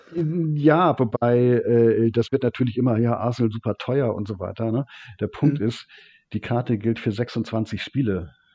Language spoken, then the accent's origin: German; Hamburg, Germany; ich komme aus Hamburg